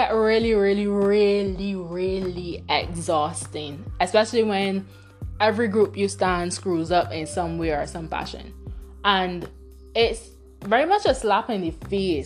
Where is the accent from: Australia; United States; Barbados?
Barbados; first language Bajan Creole; growing up in Barbados